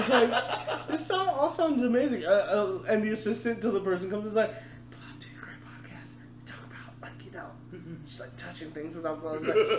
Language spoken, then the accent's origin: English; the South, United States; Because we're from the South